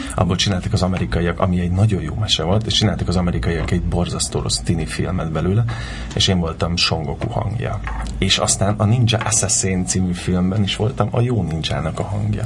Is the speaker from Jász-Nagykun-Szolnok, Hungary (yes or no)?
no; Kaposvár, Somogy, Hungary; moved away as an adult; now in Budapest, Hungary; Kaposváron születtem, ott éltem 18 éves koromig